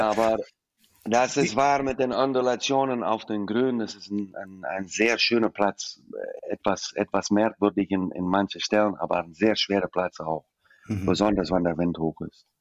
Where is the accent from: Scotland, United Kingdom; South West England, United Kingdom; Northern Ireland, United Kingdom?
Scotland, United Kingdom; German is a second language; now in Germany; als alte Schotte